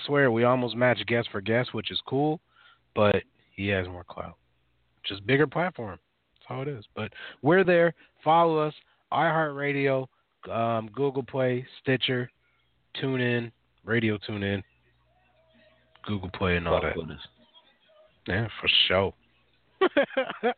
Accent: Minneapolis, Minnesota, United States; I grew up in North Minneapolis.

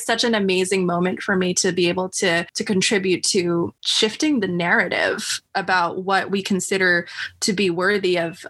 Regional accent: United States; being Filipino American, I'm always invested in telling Filipino American stories too, and Filipino stories.

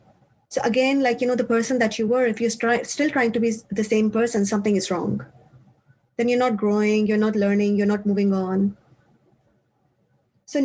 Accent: Pakistan; moved away as an adult; also born or lived in Switzerland; now in Australia; I come from Pakistan originally. And for university, I moved to Switzerland

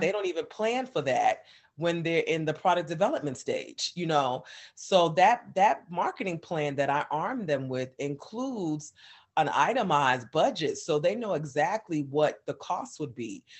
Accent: New York, United States; moved away as an adult; now in Atlanta, United States; I'm from New York originally, so all my family was in New York

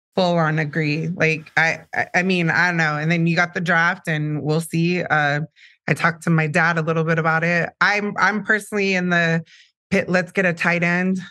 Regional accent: San Diego, California, United States; I was born in San Diego, so Sharp Hospital

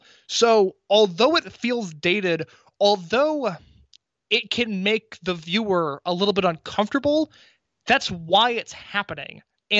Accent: Midwest, United States; I mean, I know people like John Moxley. I grew up in the Midwest.

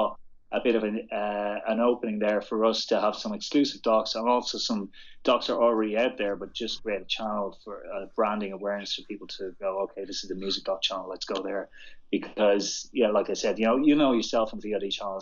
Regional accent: Dublin, Leinster, Ireland; moved away as an adult; now in London, United Kingdom; I'm from Dublin, as you probably recognize my accent. When I arrived in London and relocated to London 7 years ago

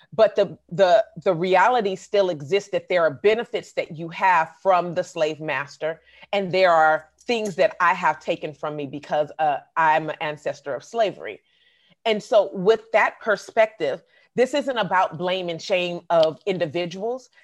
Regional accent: Oakland, California, United States; I grew up in the Bay Area, but I've also lived in Southern California

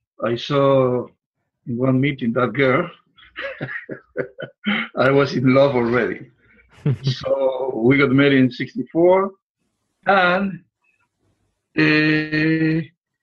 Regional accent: Puerto Rico; moved away as an adult; also born or lived in Spain; now in Florida, United States; I was born in Puerto Rico, a little island in the Caribbean

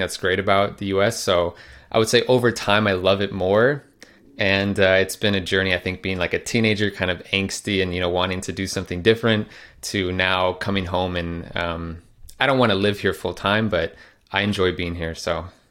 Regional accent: Phoenix, Arizona, United States; moved away as an adult; also born or lived in Netherlands; I am actually in my hometown of Phoenix, Arizona in the U S, in the room that I grew up

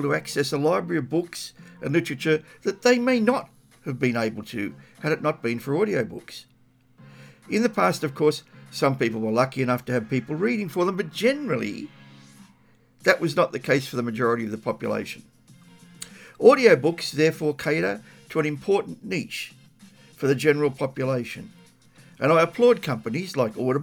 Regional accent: Australia; As an Australian living within my country

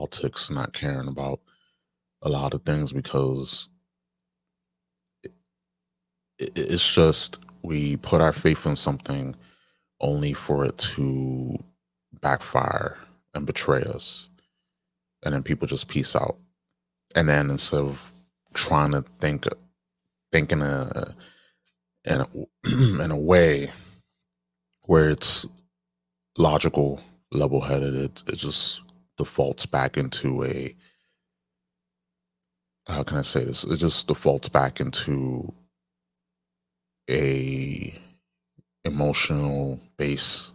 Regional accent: New York, United States; my home state, New York

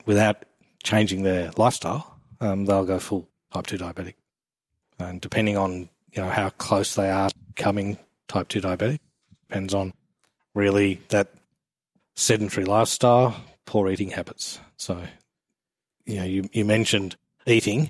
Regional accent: England, United Kingdom; now in Australia; I'm actually English

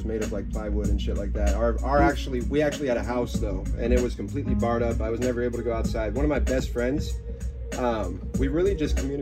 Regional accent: Tucson, Arizona, United States; moved away as an adult; also born or lived in Hermosillo, Mexico / Phoenix, Arizona; now in Los Angeles, United States; I was born in Tucson, went straight to Mexico, grew up in Tucson like 10 years later on, you know, all the way until 20

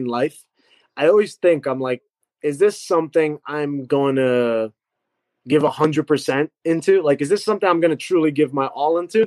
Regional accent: New York, United States; my hometown

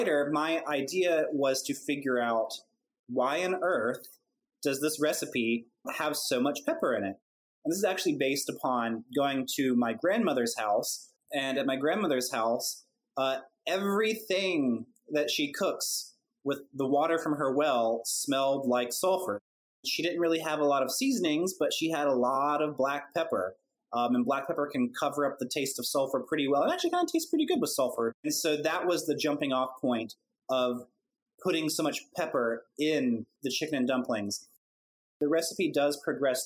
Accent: Gulf Coast, United States; growing up on the Gulf Coast

